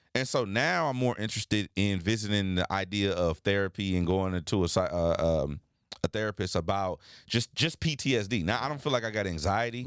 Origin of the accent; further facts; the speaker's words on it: United States; as a black man growing up in America